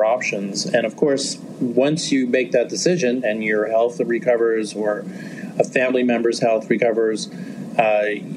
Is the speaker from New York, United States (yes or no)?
yes; New York City, New York, United States; moved away as an adult; also born or lived in Cleveland / Chicago / Los Angeles; I grew up in New York